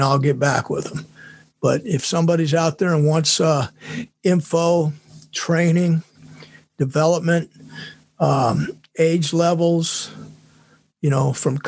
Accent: California, United States; moved away; my hometown's there

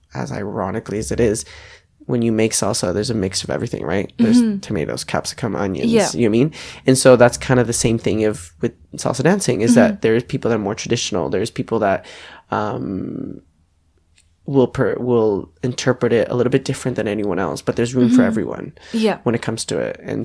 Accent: Edmonton, Alberta, Canada; moved away as an adult; now in Melbourne, Australia; I will always remember my hometown. That's where I started

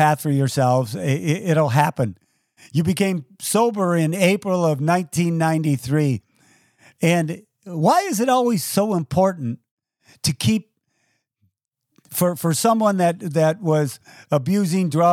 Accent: Toledo, Ohio, United States; my hometown of Toledo, Ohio

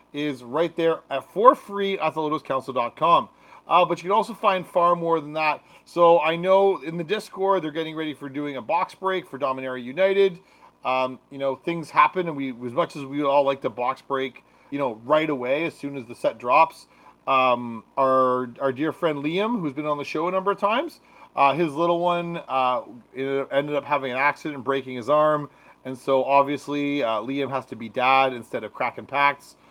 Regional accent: Canada; I'm from Canada

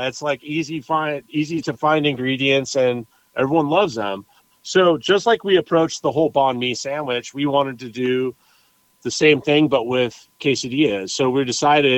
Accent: Mountain View, California, United States; moved away as an adult; also born or lived in San Diego / Napa / San Francisco; now in Nashville, United States; where I grew up in Mountain View

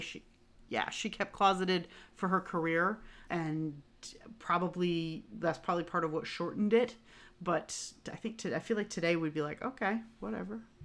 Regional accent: Northeast, United States; I come from the Northeast

